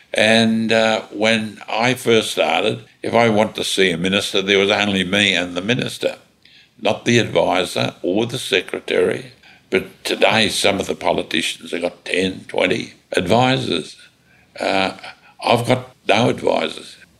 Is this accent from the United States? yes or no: no; Australia; I'm an Australian